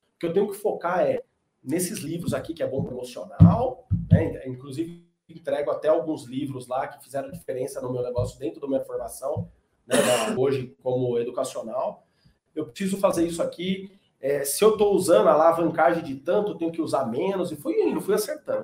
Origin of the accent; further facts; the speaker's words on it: São Paulo, Brazil; moved away as an adult; now in Goiânia, Brazil; Então eu nasci em São Paulo, tô em Goiânia hoje, porque minha esposa é goiana, mudei para cá vai fazer uns dois anos